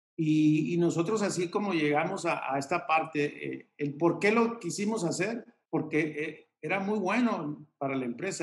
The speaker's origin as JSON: {"language": "Spanish", "country": "Mexico", "said": "venimos de, México, somos una empresa mexicana, yo no hablo inglés"}